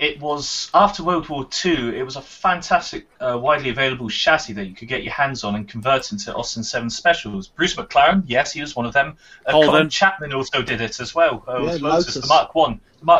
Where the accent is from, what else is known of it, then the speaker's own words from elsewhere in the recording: United Kingdom; we're British